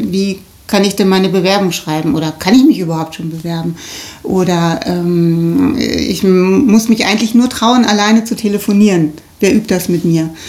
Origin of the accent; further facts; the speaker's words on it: Rheda-Wiedenbrück, North Rhine-Westphalia, Germany; Und wir kommen auch beide hier aus der Stadt, ne?